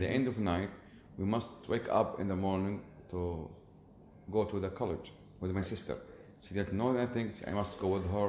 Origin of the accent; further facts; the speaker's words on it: Saudi Arabia; English is a second language; moved away as an adult; now in Glasgow, United Kingdom; I'm from Saudi Arabia. I arrived here before 2 years